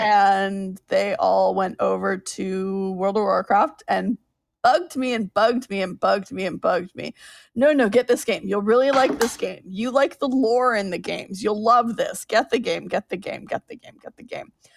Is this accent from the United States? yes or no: no; Canada; I'm Canadian